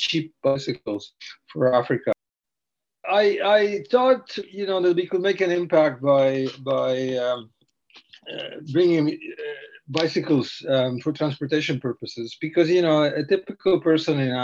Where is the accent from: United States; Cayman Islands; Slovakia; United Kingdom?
Slovakia; eastern Slovakia; now in Canada; I grew up in Eastern Slovakia in a small village